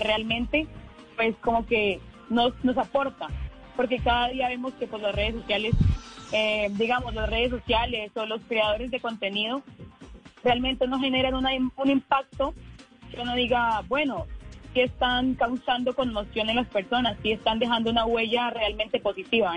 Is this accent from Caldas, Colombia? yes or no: no; Yopal, Casanare, Colombia; soy de Yopal Casanare